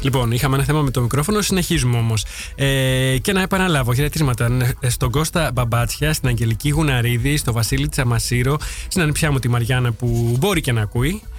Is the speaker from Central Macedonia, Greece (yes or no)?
yes; Veria, Central Macedonia, Greece; moved away as an adult; also born or lived in Heraklion, Greece; now in Netherlands; Γεννήθηκα και μεγάλωσα στη Βέρεια